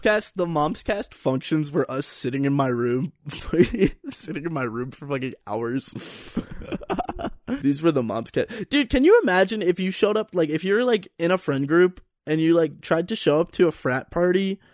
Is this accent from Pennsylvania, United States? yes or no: yes; Pennsylvania, United States; moved away as an adult; now in Colorado, United States; And so I'm from Pennsylvania.